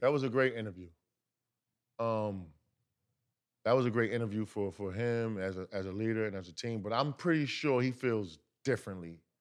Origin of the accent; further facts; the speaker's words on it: New York, United States; I'm from New York